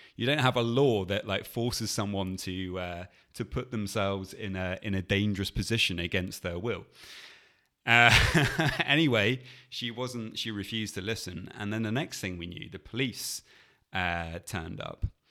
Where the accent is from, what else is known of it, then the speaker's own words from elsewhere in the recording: England, United Kingdom; we are English and we're in Spain